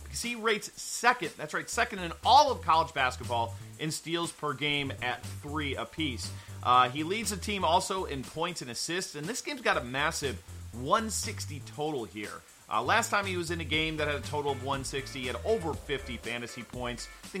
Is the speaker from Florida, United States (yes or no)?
yes; Florida, United States; my home state of Florida